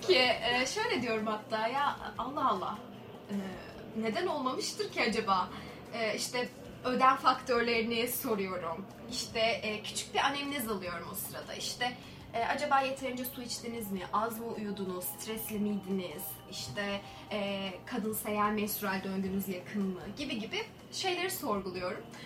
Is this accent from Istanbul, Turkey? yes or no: no; Ankara, Turkey; ben aslında Ankaralıyım. Ankara'da yaşıyorum.